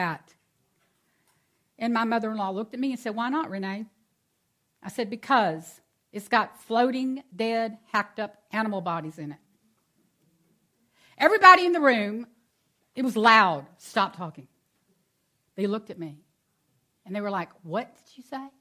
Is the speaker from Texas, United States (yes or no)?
yes; Houston, Texas, United States; also born or lived in Angleton, Texas; I'm born and raised in Texas